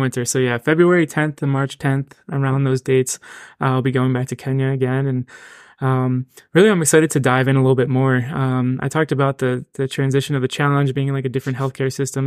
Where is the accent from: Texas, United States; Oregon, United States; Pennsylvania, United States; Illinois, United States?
Pennsylvania, United States; Reading; moved away as an adult; now in Hershey, United States; I'm originally from Reading, Pennsylvania